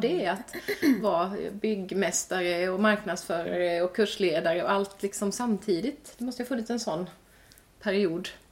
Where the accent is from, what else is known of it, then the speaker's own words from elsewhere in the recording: Växjö, Kronoberg County, Sweden; min hemstad Växjö